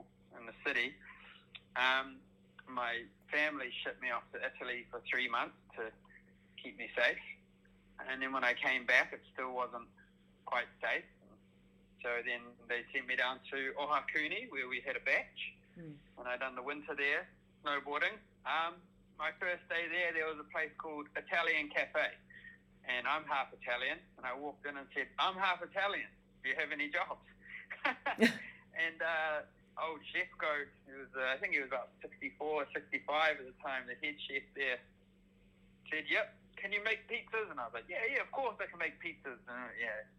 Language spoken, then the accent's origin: English; Auckland, New Zealand; I've moved back to my home city of Auckland